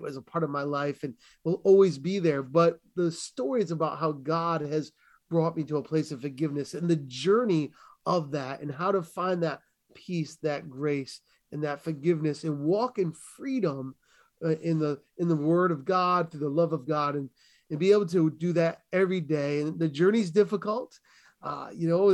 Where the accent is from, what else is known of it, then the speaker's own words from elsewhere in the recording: New England, United States; I grew up in New England, which is primarily Roman Catholic